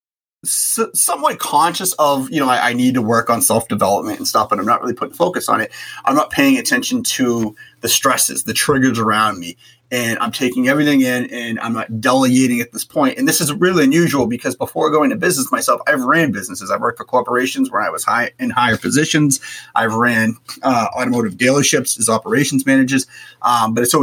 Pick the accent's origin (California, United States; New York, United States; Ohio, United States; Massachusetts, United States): Massachusetts, United States; Boston; I grew up in Boston